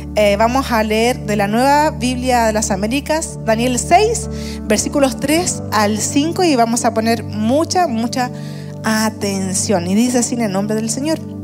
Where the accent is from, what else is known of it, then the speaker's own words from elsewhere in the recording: Puente Alto, Santiago Metropolitan Region, Chile; yo también nací en Puente Alto. Eh, y saben que eh, viví los primeros cinco años de mi vida muy cerca de nuestro campus en Puente Alto, unas dos calles más atrás. Pero desde los cinco años hasta como los 20, 22 quizás, viví en la peor población de Puente Alto.